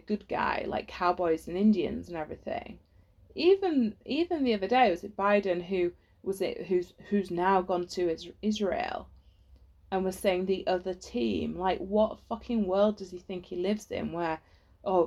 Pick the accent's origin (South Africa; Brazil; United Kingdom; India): United Kingdom; England; you're growing up in England